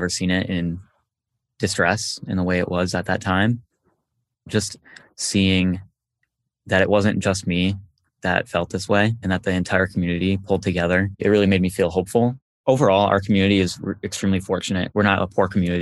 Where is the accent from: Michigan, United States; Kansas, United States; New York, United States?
Michigan, United States; Midland; my hometown